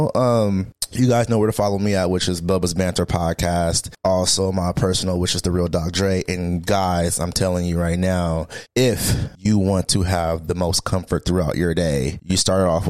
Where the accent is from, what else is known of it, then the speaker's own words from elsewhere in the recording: Portland, Oregon, United States; I've been here my whole entire life, but I've been really like trying to I don't know how to say it, but I've been trying to, I want to move, I want to get out of Portland.